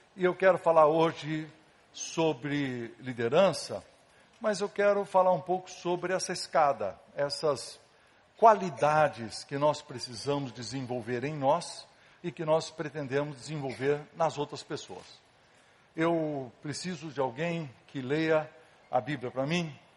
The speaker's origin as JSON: {"language": "Portuguese", "town": "Casa Branca", "region": "São Paulo", "country": "Brazil", "tie": "born or raised there", "said": "eu era pequeno, lá em Casabranca, ah, onde eu nasci, no interior de São Paulo"}